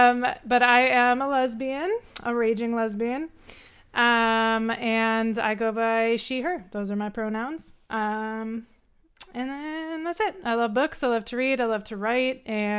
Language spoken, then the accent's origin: English; Wisconsin, United States; moved away as an adult; now in California, United States; I am originally from Wisconsin, but I've lived in California for like 14 years now. But I am actually moving home next month